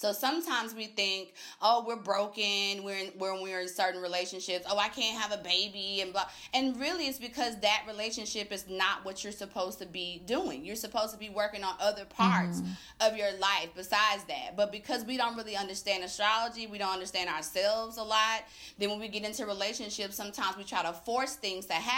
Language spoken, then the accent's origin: English; Tallulah, Louisiana, United States; moved away as an adult; now in Atlanta, United States; I'm originally from Tallulah, Louisiana, which is northern Louisiana